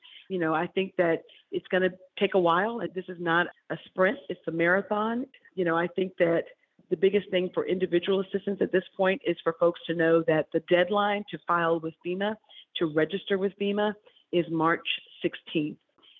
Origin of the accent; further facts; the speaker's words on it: Selma, Alabama, United States; my hometown, Selma, Alabama